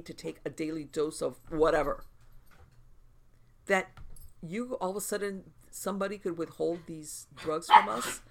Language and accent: English; United States; also born or lived in South Florida; as an American